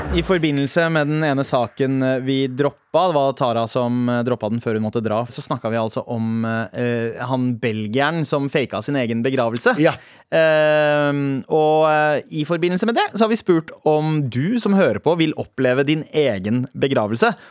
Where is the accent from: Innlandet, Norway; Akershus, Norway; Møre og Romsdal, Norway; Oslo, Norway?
Oslo, Norway; I'm from Oslo